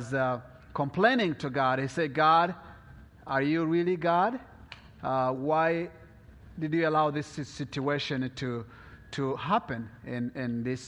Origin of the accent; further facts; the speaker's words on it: DR Congo; moved away; also born or lived in Burundi; I was born in Congo, Africa, Central East of Africa.